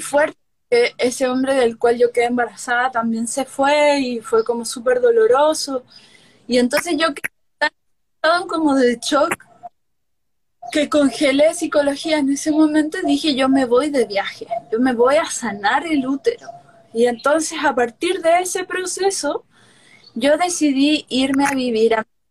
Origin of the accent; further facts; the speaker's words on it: Chile; a Chile, donde yo nací